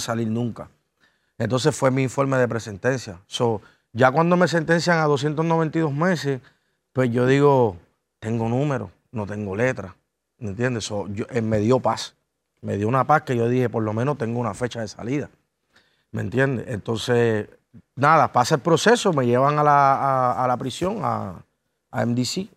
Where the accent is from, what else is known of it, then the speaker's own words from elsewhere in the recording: Ponce, Puerto Rico; soy de Ponce es un poquito complicado. Estamos casi dos, horas del área metropolitana